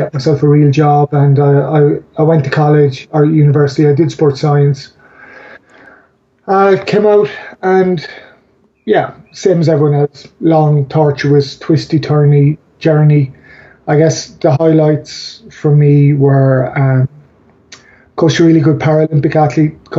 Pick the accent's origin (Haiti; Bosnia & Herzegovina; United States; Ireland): Ireland; I'm Irish